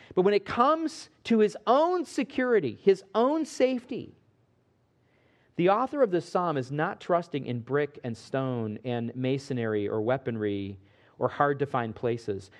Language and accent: English; Midwest, United States; Growing up in the Midwest